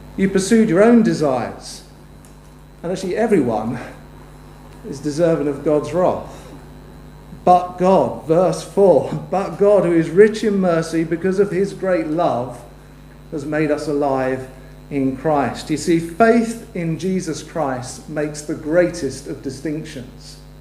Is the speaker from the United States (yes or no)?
no; United Kingdom; we're both British citizens